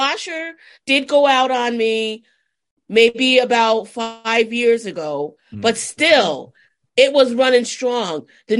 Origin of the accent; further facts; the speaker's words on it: the Catskills, New York, United States; I grew up in the Catskills